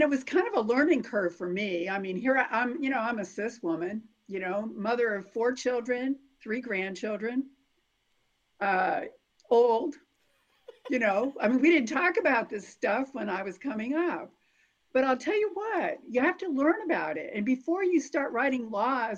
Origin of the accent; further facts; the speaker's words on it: Chicopee, Massachusetts, United States; now in Evansville, United States; I come from Chicopee, Massachusetts